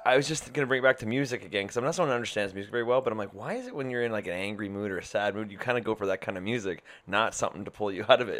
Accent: Canada; Remember I'm Canadian

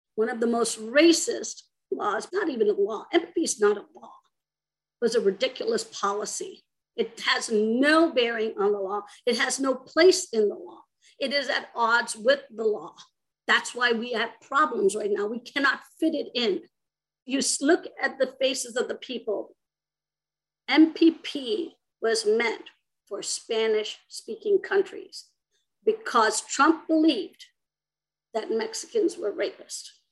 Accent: India; moved away as an adult; also born or lived in Arizona; now in United States; I myself am an immigrant. I grew up in India and came to the United States when I was about 18

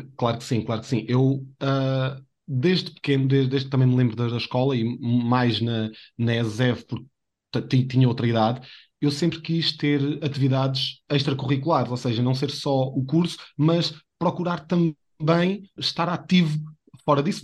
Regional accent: a village near Abrantes, Centro, Portugal; moved away; also born or lived in Viseu; sou de uma aldeia de perto de Abrantes, e na minha aldeia eu andava sempre com a câmera na mão, desde que me lembro, 11, 12 anos

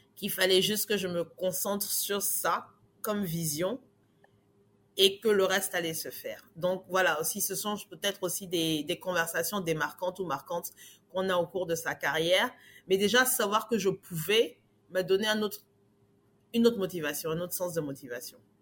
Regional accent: Abidjan, Côte d’Ivoire; moved away as an adult; now in Abidjan, Côte d'Ivoire; Je suis née à Abidjan et j'ai grandi à Abidjan, Côte d'Ivoire

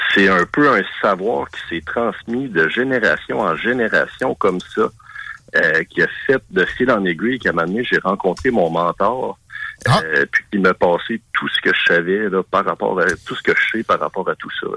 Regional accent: Quebec, Canada; Nous autres, évidemment, au Québec

